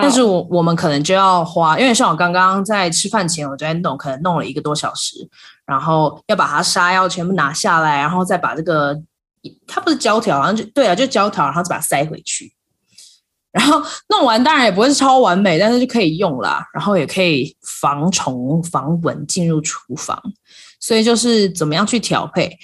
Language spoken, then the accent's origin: Chinese; Taiwan; moved away as an adult; now in United States; 例如像我现在在美国，可是我来自台湾